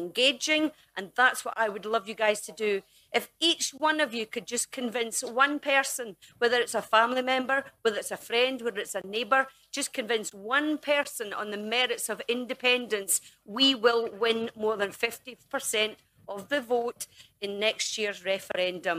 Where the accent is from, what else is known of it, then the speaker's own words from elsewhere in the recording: Dumfries, Scotland, United Kingdom; the streets of my hometown